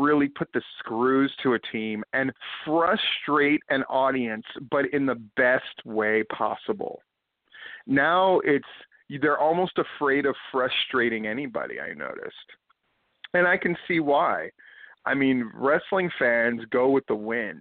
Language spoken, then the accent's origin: English; Hawaii, United States; when I was a kid growing up in Hawaii on the beaches